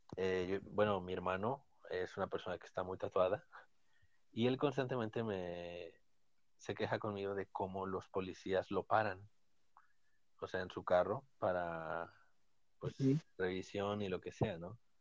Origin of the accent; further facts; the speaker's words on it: Mexico; nosotros somos de México